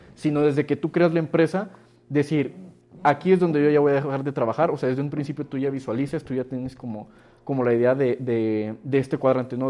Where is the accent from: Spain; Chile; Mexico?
Mexico; te ven la cara del nopalote de, mexicano